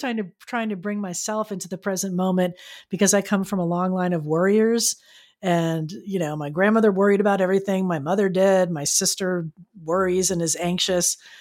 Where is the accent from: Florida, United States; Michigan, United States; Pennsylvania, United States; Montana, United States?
Florida, United States; now in San Diego, United States; growing up in Florida, I never really saw them, and then when I moved here to California